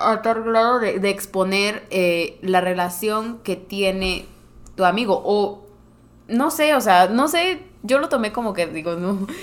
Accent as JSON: {"language": "Spanish", "region": "Morelos", "country": "Mexico", "moved": "as an adult", "said": "yo regresé a Morelos, de donde soy, soy foránea"}